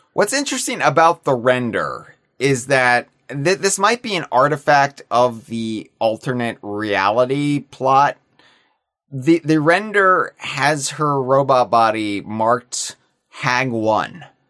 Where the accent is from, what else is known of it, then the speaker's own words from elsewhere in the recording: United States; as an American